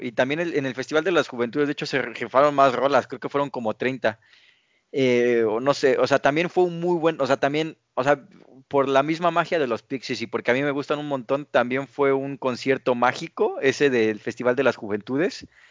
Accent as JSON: {"language": "Spanish", "country": "Mexico", "said": "somos como mexicanos"}